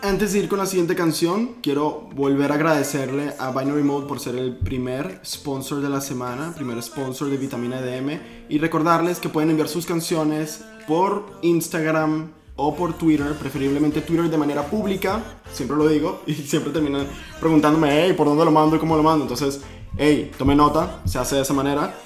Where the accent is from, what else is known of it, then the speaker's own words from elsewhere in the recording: Venezuela; moved away; yo soy venezolano